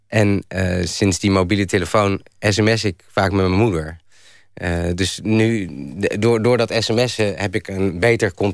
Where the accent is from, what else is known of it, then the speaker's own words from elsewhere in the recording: Randstad, Netherlands; toen ik naar Groningen verhuisde en ik kwam uit de Randstad